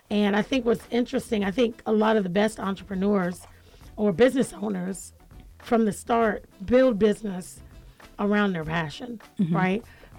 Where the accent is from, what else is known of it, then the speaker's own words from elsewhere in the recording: United States; I'm an American